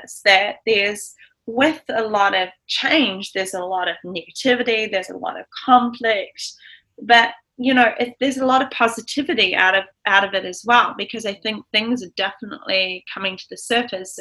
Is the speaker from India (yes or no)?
no; New Zealand; also born or lived in Los Angeles, United States; I'm a New Zealander